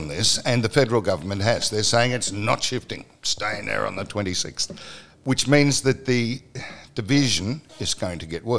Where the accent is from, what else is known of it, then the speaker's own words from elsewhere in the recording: Australia; Saturday, we celebrate being Australian. Sunday, we come home. Now, that happens all over the country, and there's no tie back to any ancestral thing, any historical thing, anything other than being Australian.